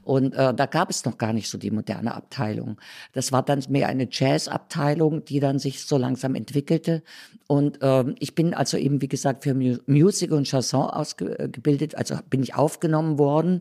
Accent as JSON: {"language": "German", "region": "Thuringia", "country": "Germany", "tie": "born or raised there", "also_born_or_lived": "Berlin", "moved": "as an adult", "said": "dann in Thüringen geblieben"}